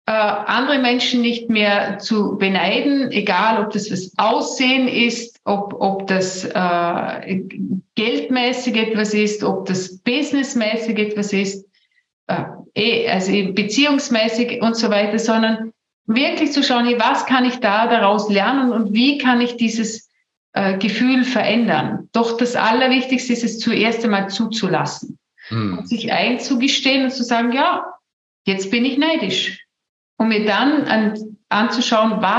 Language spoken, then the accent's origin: German; Vorarlberg, Austria; ich komme aus Vorarlberg, wir, wir sagen zu Hause immer, Neid und Missgunst sind die Ureinwohner Vorarlbergs.